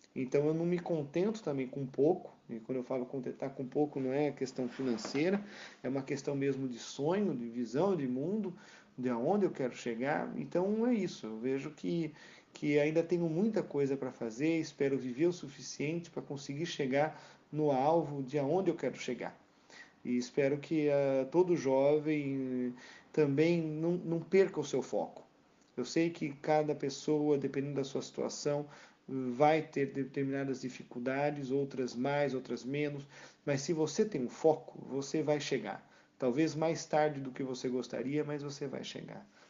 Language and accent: Portuguese; Rio Claro, São Paulo, Brazil; moved away as an adult; also born or lived in Porto Feliz; now in France; nasci na cidade de Porto Feliz, e mas morei desde os meus dois anos de idade até, né, antes de vir para cá para a França, morei toda a minha vida em Rio Claro